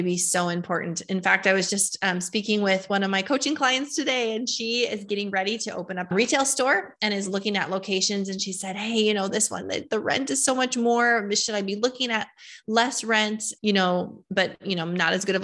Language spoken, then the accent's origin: English; Fargo, North Dakota, United States; born and raised in Fargo, North Dakota